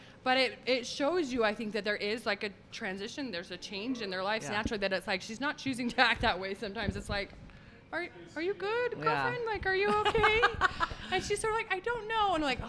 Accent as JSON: {"language": "English", "town": "Orem", "region": "Utah", "country": "United States", "tie": "born or raised there", "said": "I'm in Orem. I'm from Orem."}